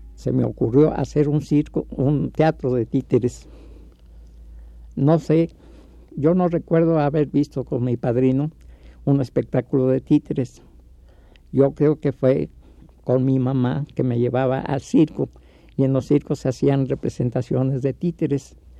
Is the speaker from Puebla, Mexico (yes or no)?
no; Mexico City, Mexico; yo nací en la zona roja que existía en ese tiempo, en la calle eh, donde yo nací se llamaba Callejón del Órgano